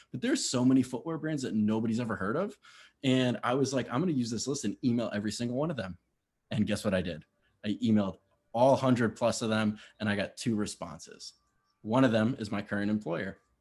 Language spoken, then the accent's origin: English; Connecticut, United States; I grew up in Connecticut, uh, that was where I spent most of my childhood